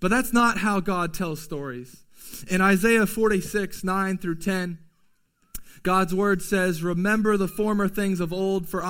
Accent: United States; as American Christians in 2020

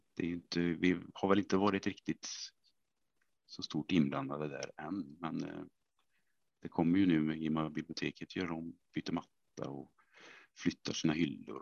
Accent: Vänersborg, Västra Götaland, Sweden; Jag är ju från eh, Vänersborg från början

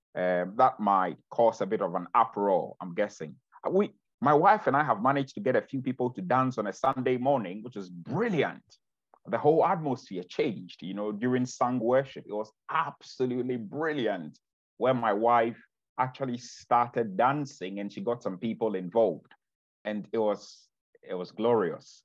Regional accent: Ghana; now in Bexhill-on-Sea, United Kingdom; I'm originally from Ghana

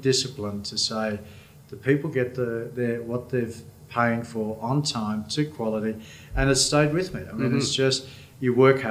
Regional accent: Brisbane, Queensland, Australia; In Brisbane. I'm a Brisbane boy all my life. I went to Milton State School as a little whippersnapper.

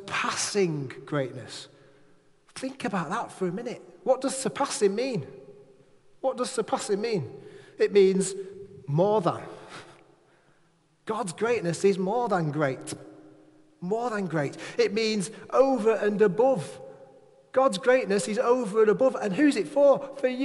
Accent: Manchester, North West England, United Kingdom; now in Furness, United Kingdom; I'm a lad from Manchester

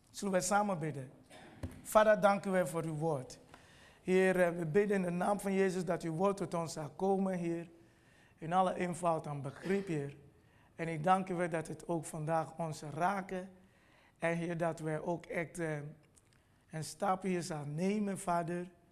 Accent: Nigeria; Dutch is a second language; now in Netherlands; ik kom oorspronkelijk uit Nigeria

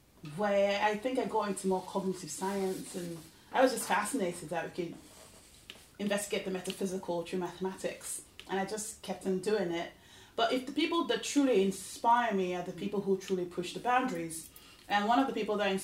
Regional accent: Lagos, Nigeria; moved away as an adult; also born or lived in England; now in United States; I was born in Lagos, Nigeria. I stayed there all the way through my high school and then went to the United States for undergraduate. And I've been living in the US for probably 22 years now.

